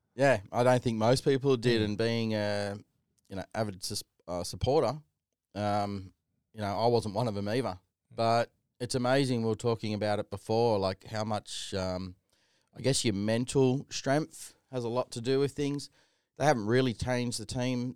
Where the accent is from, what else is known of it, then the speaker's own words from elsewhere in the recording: Sydney, New South Wales, Australia; Little white kid growing up in Canley Vale, you know, the typical family, the fibro home